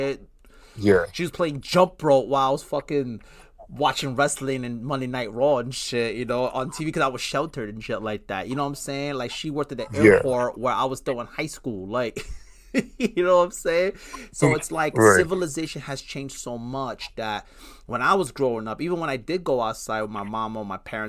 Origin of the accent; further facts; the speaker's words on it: New York City, New York, United States; I'm Puerto Rican, so I grew up in Brooklyn, Bushwick